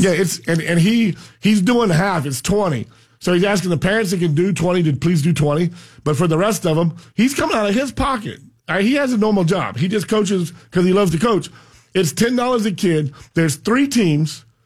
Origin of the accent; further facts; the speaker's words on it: United States; We come from a sugarcane farm in down south and you realize that sugarcane, you know, I, I grew up on a million acres